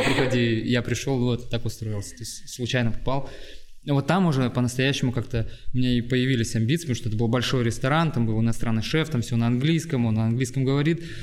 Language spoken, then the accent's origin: Russian; Irkutsk, Irkutsk Oblast, Russia; now in Saint Petersburg, Russia; я вот приехал из Иркутска